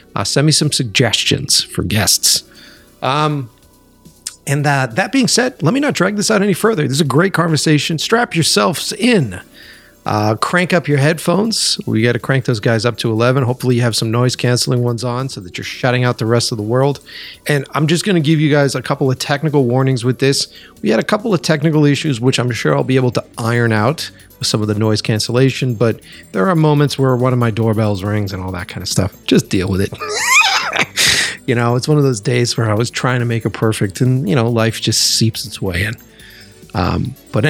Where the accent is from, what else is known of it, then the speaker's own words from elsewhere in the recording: Framingham, Massachusetts, United States; also born or lived in Boston / Watertown; I grew up in Framingham.